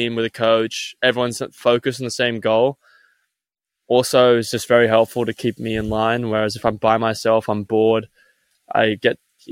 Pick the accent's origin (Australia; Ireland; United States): Australia; moved away; being an Australian